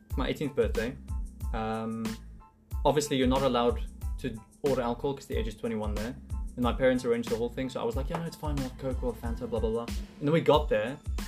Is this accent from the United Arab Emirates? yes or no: yes; Dubai, United Arab Emirates; now in South Africa; I'm from Dubai